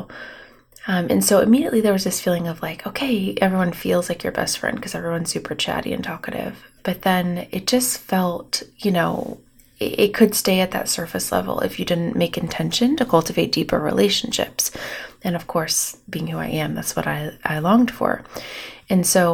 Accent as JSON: {"language": "English", "town": "Bloomington", "region": "Indiana", "country": "United States", "tie": "born or raised there", "also_born_or_lived": "Charlotte, North Carolina / West Chester, Pennsylvania / Michigan", "moved": "as an adult", "lives_now": "Fort Wayne, United States", "said": "I grew up in Bloomington, Indiana."}